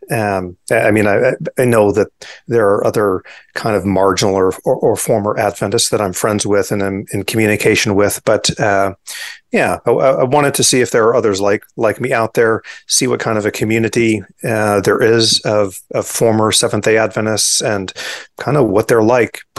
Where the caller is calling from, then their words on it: Auburn, Washington, United States; to you live from Auburn, Washington. Uh, for those who don't know the Pacific Northwest, I say the Seattle